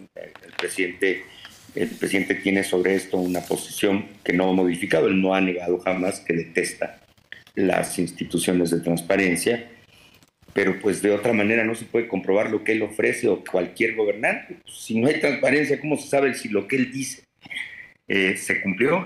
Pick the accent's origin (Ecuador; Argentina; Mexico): Mexico; como mexicano